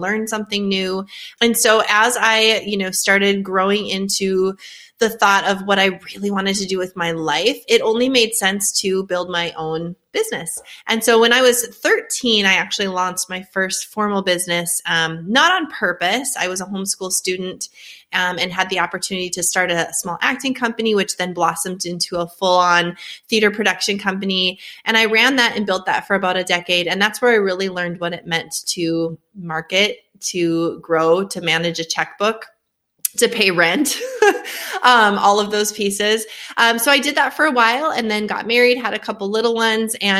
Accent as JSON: {"language": "English", "town": "Fargo", "region": "North Dakota", "country": "United States", "tie": "born or raised there", "also_born_or_lived": "Grand Forks, North Dakota", "accent": "Northern", "moved": "as an adult", "lives_now": "Tennessee, United States", "said": "born and raised in Fargo, North Dakota"}